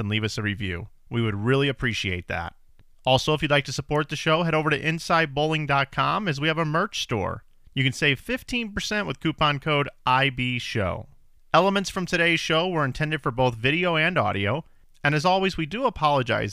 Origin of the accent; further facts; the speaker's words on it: Missouri, United States; moved away; my home state of Missouri. I don't live there now